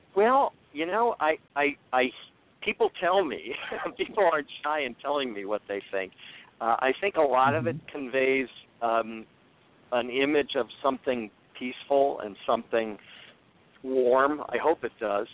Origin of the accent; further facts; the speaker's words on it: Washington, District of Columbia, United States; I grew up in Washington D.C. in the '60s